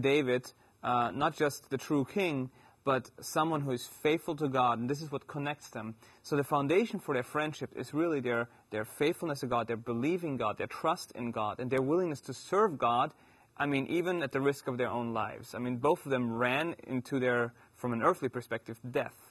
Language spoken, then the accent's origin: English; Germany; accent: German; moved away